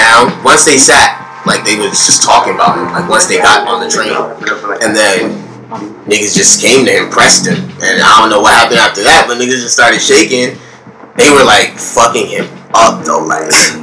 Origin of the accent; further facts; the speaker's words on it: New York City, New York, United States; We grew up in Plant Hill, and then we moved to Far Rock.